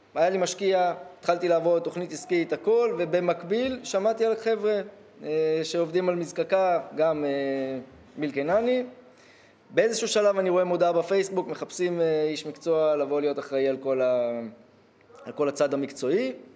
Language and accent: Hebrew; Ein Shemer, Haifa District, Israel; אני מקיבוץ עין שמר